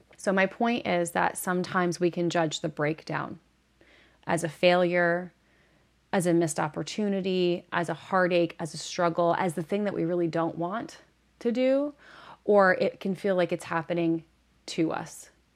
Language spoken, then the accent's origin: English; Northeast, United States; moved away; I'm originally from the Northeast